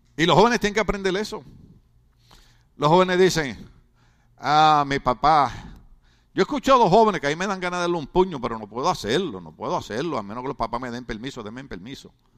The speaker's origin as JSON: {"language": "Spanish", "country": "Puerto Rico", "said": "yo soy boricua"}